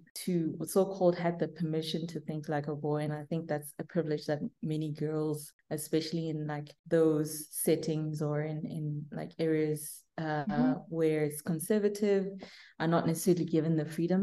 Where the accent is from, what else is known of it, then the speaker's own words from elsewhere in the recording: Burgersfort, Limpopo, South Africa; So I grew up in a little town called Burgersfort.